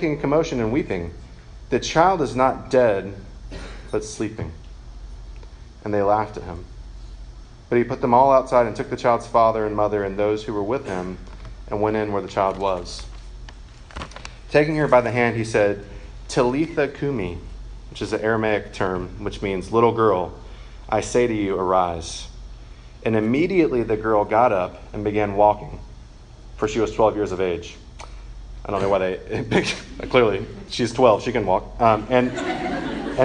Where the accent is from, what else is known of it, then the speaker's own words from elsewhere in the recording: Macon, Georgia, United States; I was raised by my mom, just me and my mom. And I'm from Macon, Georgia